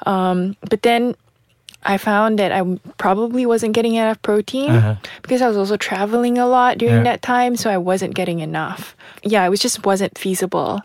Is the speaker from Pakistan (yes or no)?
no; Malaysia; moved away; growing up in Malaysia